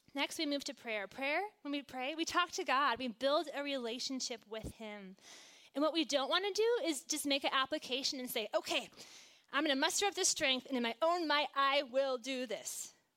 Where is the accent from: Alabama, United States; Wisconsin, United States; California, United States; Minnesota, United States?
Wisconsin, United States; Green Bay; I grew up in Green Bay, Wisconsin